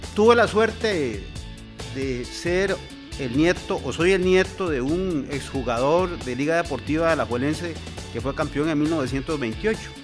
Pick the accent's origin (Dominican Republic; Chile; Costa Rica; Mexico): Costa Rica; como costarricenses